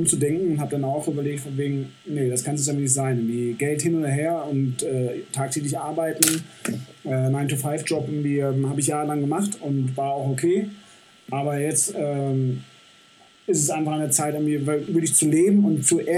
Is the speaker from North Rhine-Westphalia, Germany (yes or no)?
yes; Düsseldorf, North Rhine-Westphalia, Germany; moved away as an adult; also born or lived in Celle / Bremen; now in Saalbach, Austria; habe dann meine Heimatstadt, also, beziehungsweise Düsseldorf, nochmal von einer ganz anderen Seite kennenlernen dürfen